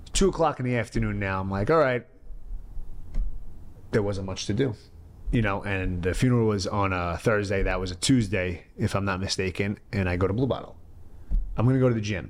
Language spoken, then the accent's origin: English; New York City, New York, United States; I'm from the born and raised in the Bronx